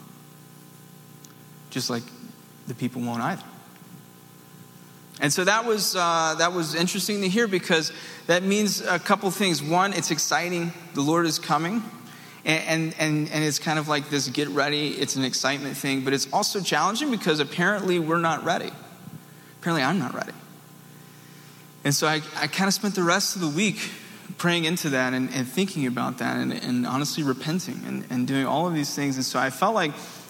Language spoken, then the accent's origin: English; the South, United States; I'm from the South